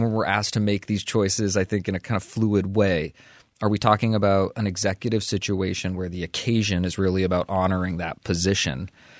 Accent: United States; I'm so glad I'm American sometimes

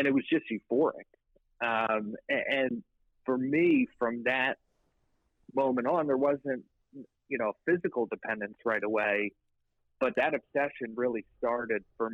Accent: outside Philadelphia, Pennsylvania, United States; Just outside of Philadelphia

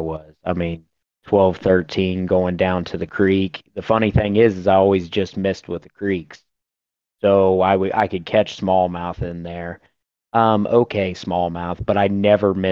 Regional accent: Southwest Ohio, United States; I'm from Ohio, Southwest Ohio. Born and raised here, still live in my hometown

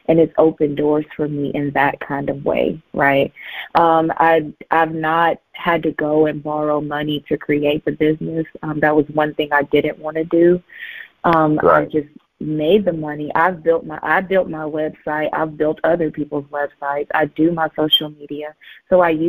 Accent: Southeast Missouri, United States; I'm from Missouri, from Southeast Missouri

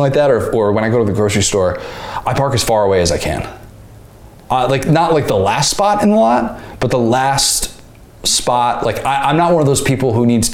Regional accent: Midwest, United States; moved away as an adult; now in Florida, United States; born and raised in the Midwest

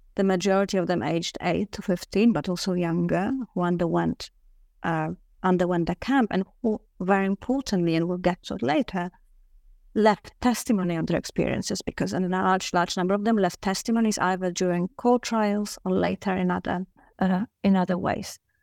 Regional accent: Warsaw, Masovian Voivodeship, Poland; I am originally from Warsaw, Poland. Uh, so I grew up

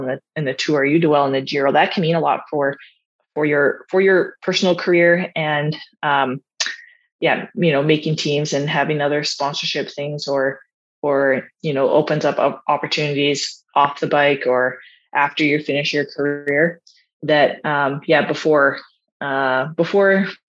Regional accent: Canada; as a Canadian too

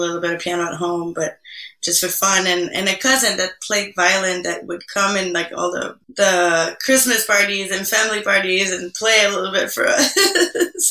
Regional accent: Quebec, Canada; first language French; English is a second language; moved away; also born or lived in Havana, Cuba; I'm from Quebec originally

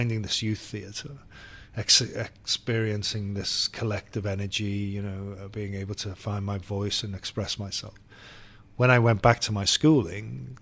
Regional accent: Liverpool, North West England, United Kingdom; growing up in Liverpool was it's a city that takes the arts seriously

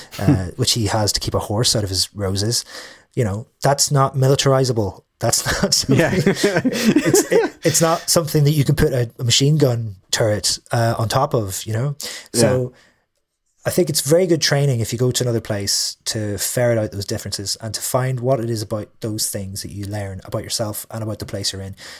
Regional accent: Derry, Northern Ireland, United Kingdom; lots of things that I think are universal tend to be just because I'm from Ireland or just because I'm from Derry.

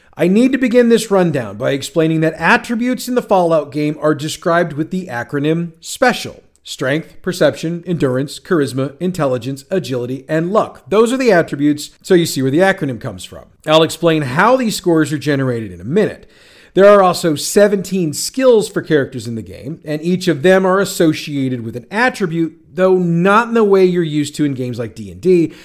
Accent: St. Louis, Missouri, United States; my hometown of St. Louis, Missouri

